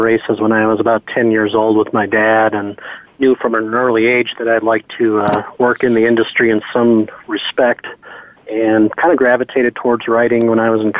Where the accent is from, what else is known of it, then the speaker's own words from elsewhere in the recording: St. Paul, Minnesota, United States; moved away; also born or lived in Louisville, Kentucky; I grew up in St. Paul, Minnesota, and went to the University of Louisville Equine Administration Program.